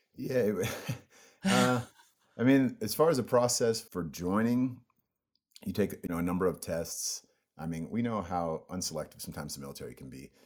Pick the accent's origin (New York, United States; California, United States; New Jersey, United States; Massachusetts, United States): California, United States; El Cerrito; also born or lived in Oak Ridge, Tennessee; I was mostly raised in a place called El Cerrito